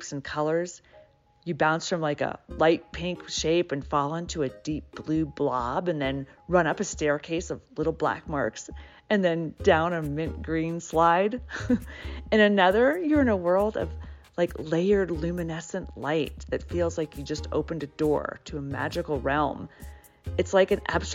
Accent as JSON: {"language": "English", "town": "Atlanta", "region": "Georgia", "country": "United States", "tie": "born or raised there", "moved": "as an adult", "said": "I grew up in Atlanta and then left for about 18 years, moving around the country and abroad in different cities"}